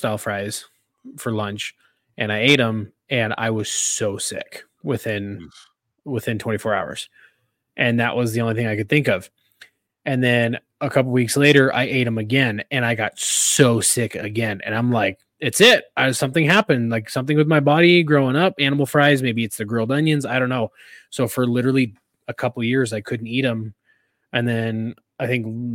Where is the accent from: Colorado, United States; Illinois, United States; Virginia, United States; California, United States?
California, United States; moved away; I'm originally from California